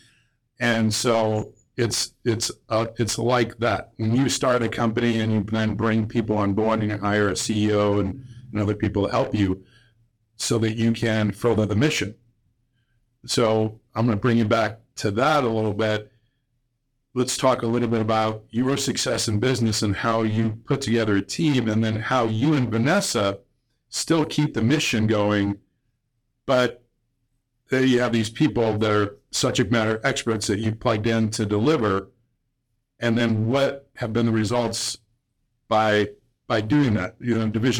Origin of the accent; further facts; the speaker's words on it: Illinois, United States; growing up in Illinois